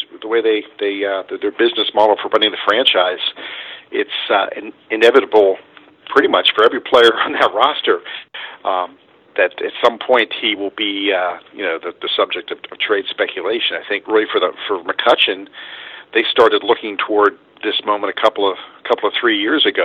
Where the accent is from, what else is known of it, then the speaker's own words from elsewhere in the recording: Pittsburgh, Pennsylvania, United States; I grew up here in Pittsburgh